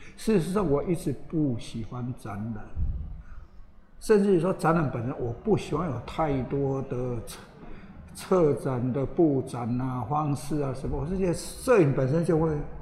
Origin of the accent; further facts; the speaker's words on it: Taiwan; 里面只有我一个台湾的